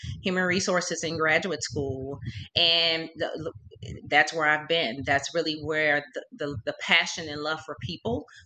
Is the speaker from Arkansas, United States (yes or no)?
yes; Little Rock, Arkansas, United States; I grew up in Little Rock, Arkansas